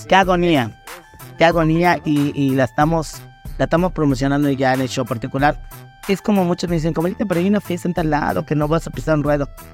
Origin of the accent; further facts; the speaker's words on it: Muxupip, Yucatán, Mexico; mi tierra natal bien pero pues en eso vivían mis papás